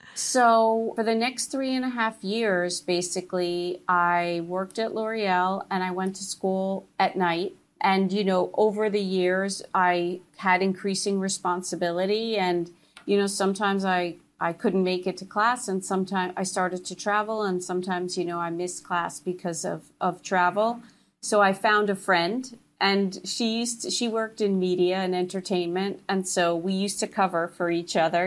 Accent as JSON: {"language": "English", "region": "New Jersey", "country": "United States", "tie": "born or raised there", "said": "I grew up in New Jersey"}